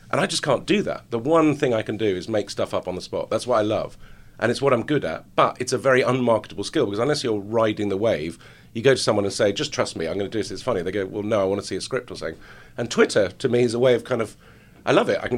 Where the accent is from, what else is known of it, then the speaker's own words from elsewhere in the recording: Lebanon; I get Jew supporter or Jew lover, but then also because I grew up